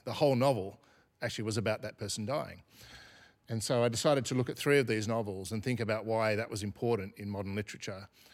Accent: Australia; I'm an Australian, so I'm part of the Australian story

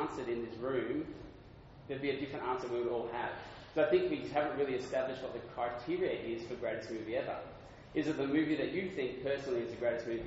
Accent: Adelaide, South Australia, Australia; moved away as an adult; now in Sydney, Australia; And I'm from Adelaide. I used to work for a newspaper there full-time. Then I moved to Sydney

